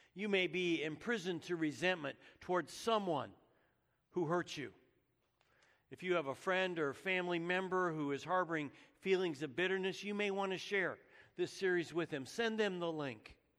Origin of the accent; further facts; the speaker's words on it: Menlo Park, Saratoga and Santa Rosa, California, United States; I was born in Menlo Park, California. I lived most of my growing up years there in Saratoga and Santa Rosa, California